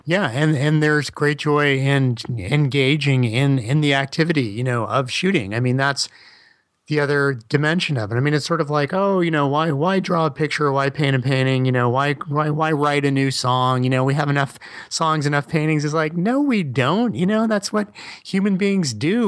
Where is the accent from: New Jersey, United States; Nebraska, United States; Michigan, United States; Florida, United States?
Florida, United States; Miami; I'm from Miami, but my dad was born in Brooklyn